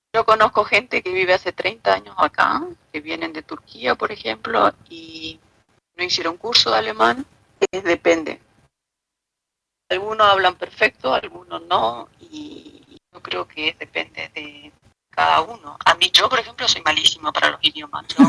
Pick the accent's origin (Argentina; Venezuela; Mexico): Argentina; small town in Misiones; moved away as an adult; also born or lived in Oberá, Argentina / Buenos Aires, Argentina; now in Marbella, Spain; del pueblito de donde nací y crecí hasta los 22 años